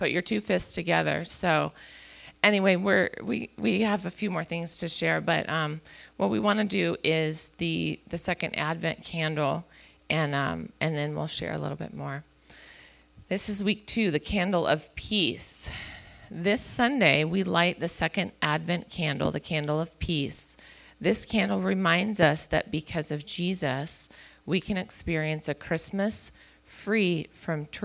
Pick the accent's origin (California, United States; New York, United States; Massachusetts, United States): California, United States; Chico; moved away as an adult; we were born and raised in Chico